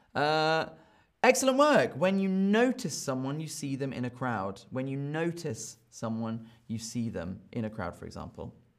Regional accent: United Kingdom; I am from Britain

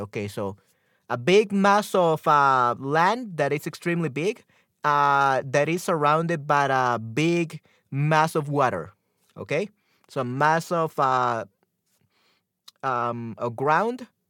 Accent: El Salvador; yo soy de América, especial, específicamente de Centroamérica, en El Salvador.

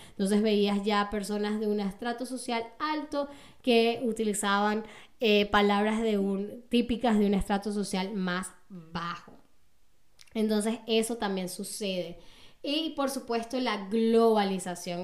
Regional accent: Caracas, Capital District, Venezuela; accent: Venezuelan, Caracas (caraqueño); moved away as an adult; now in Berlin, Germany; no solamente tengo acento venezolano, sino que también tengo un acento caraqueño, ¿no? Yo vengo de Caracas y mi acento es como el de la gente de Caracas

